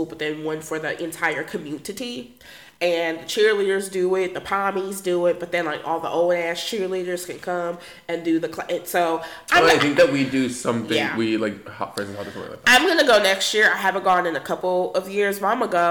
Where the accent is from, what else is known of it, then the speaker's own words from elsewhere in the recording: St. Louis, Missouri, United States; also born or lived in Kirkwood, Missouri / University City, Missouri; I say I'm from St. Louis